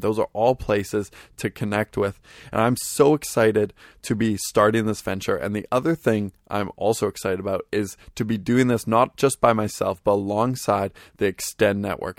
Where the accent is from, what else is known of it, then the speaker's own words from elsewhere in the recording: Vancouver, British Columbia, Canada; I am from Vancouver, British Columbia, Canada